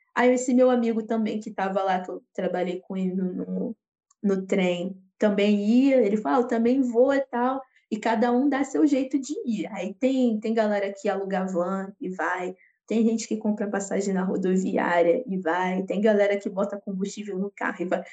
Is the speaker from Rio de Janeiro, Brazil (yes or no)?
yes; Rio de Janeiro, Brazil; sou do Rio de Janeiro, sou carioca